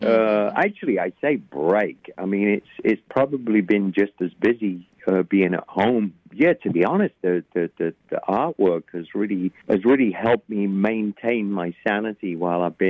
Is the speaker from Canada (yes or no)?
no; England, United Kingdom; now in United States; growing up in England, and then to eventually, you know, coming to the States in 1980